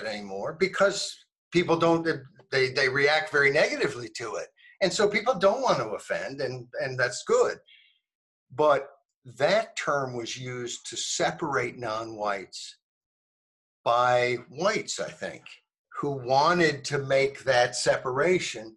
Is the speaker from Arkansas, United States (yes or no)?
yes; Arkansas, United States; also born or lived in New Jersey; I moved from New Jersey to Arkansas in 1968 when I was 8 years old